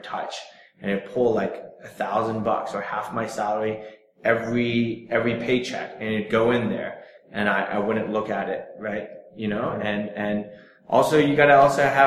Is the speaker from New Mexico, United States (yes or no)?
no; Silicon Valley, California, United States; moved away; I'm from Silicon Valley